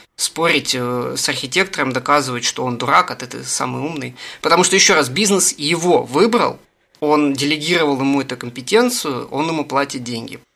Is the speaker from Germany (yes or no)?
no; Russia; я из России